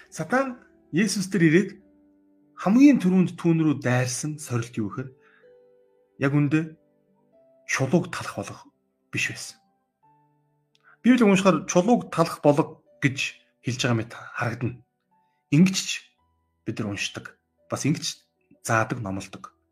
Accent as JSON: {"language": "Mongolian", "country": "Mongolia", "tie": "born or raised there"}